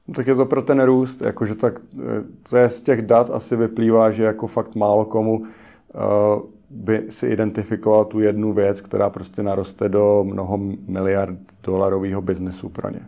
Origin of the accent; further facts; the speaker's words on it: Czechia; jsem Čech